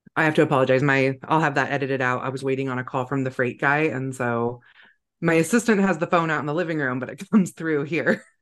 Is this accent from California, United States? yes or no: yes; Northern California, United States; I grew up in Northern California